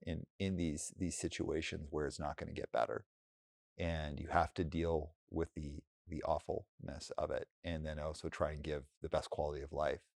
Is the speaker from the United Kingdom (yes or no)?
no; Alberta, Canada; now in Bay Area, United States; I was in Alberta